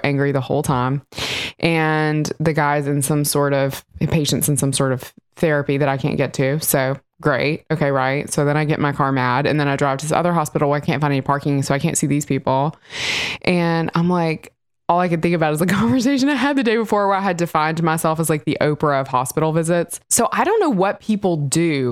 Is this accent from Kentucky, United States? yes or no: no; Mississippi, United States; moved away; I grew up in Mississippi.